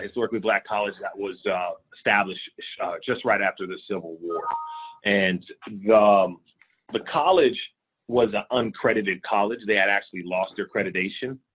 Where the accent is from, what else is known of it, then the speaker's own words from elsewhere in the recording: Richmond, California, United States; born and raised in Richmond, California.